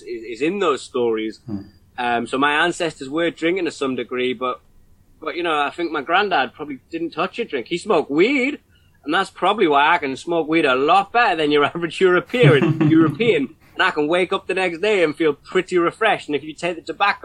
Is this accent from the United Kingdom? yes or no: yes; Newcastle upon Tyne, North East England, United Kingdom; as a kid growing up in Newcastle